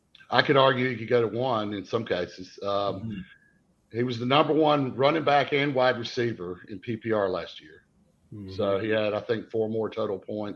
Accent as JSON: {"language": "English", "region": "the Carolinas", "country": "United States", "said": "I'm from the Carolinas"}